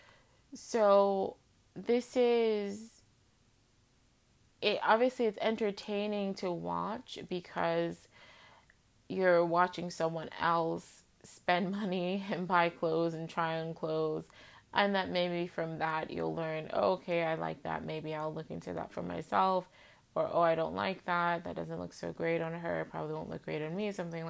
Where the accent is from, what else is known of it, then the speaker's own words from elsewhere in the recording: United States; our discourse as Muslim Americans, but in part because we are American